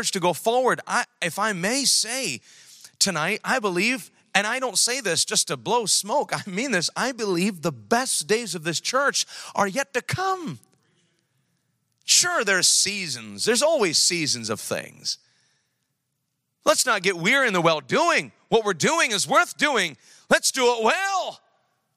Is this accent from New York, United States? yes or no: yes; New York, United States; now in Sacramento, United States; I'm from New York